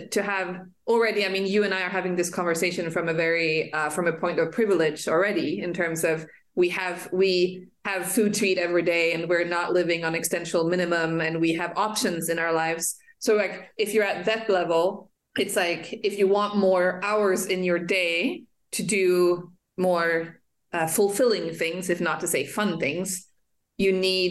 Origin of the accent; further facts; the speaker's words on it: Central African Republic; my passport is Swedish, it's gender as I say, but I was born and raised in Africa, in the Central African Republic.